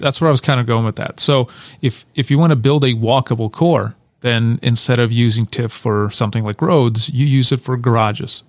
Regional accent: Kyiv, Ukraine; now in United States; I'm originally from Kyiv, Ukraine, so I grew up on a ninth floor of a, one of those Soviet blockhouse

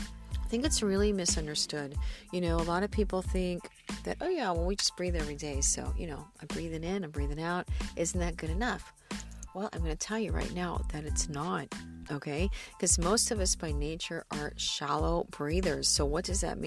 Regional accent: the Ozarks, southern Missouri, United States; moved away as an adult; also born or lived in Los Angeles, California; now in California, United States; It's right in the center of the Midwest, southern Missouri, actually

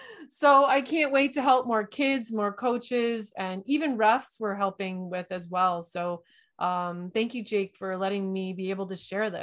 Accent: London, Ontario, Canada; I think I'm from London, Ontario. We're in Canada.

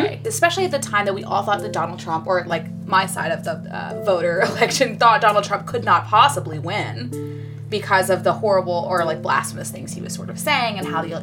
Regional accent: Atlanta, Georgia, United States; now in New York City, United States; I am originally from Atlanta, Georgia.

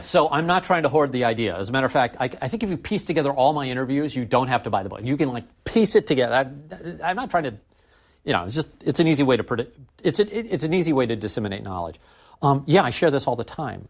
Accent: St. Louis, Missouri, United States; we couldn't hire enough programmers in my hometown

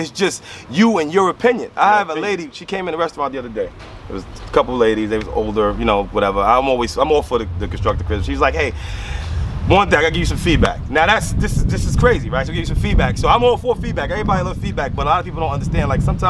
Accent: Maryland, United States; Like, yo, I came from Maryland, bro.

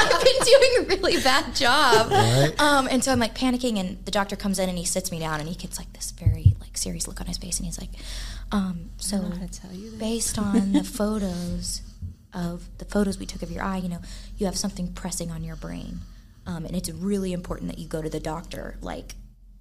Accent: Dallas, Texas, United States; moved away as an adult; also born or lived in Fort Worth; I'm grew up in Dallas

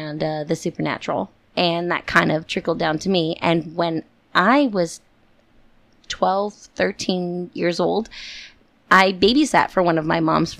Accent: Yuma, Arizona, United States; I grew up in Yuma, Arizona

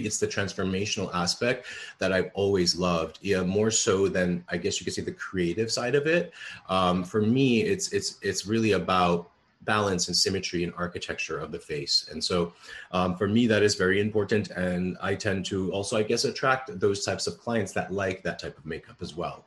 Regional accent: New York City, New York, United States; I grew up in the Bronx and I'm a child of immigrant parents.

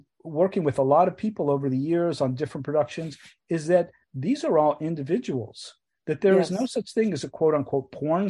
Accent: New York City, New York, United States; we grew up in Queens, in New York City, and our father was very recognizable.

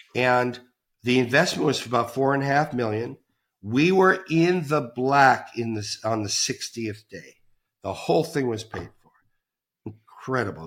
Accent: Toronto, Ontario, Canada; moved away; I'm Canadian, back to Toronto, Canada

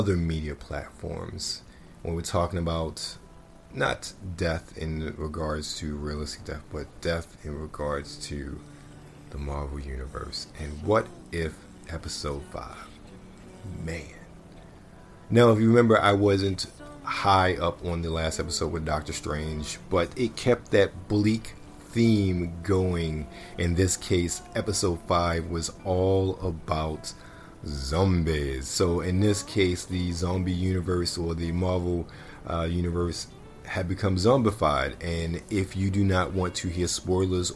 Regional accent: Baltimore, Maryland, United States; moved away; born and raised in Baltimore

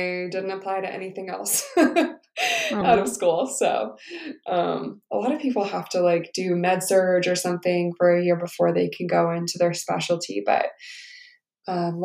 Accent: San Diego, California, United States; moved away as an adult; also born or lived in San Francisco, California; now in Denver, United States; I was born in San Diego

